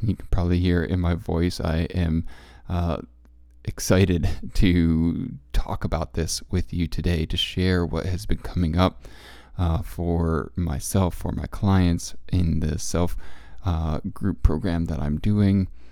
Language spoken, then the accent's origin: English; Connecticut, United States; also born or lived in Central Coast, California; now in California, United States; as a Connecticut kid growing up in Connecticut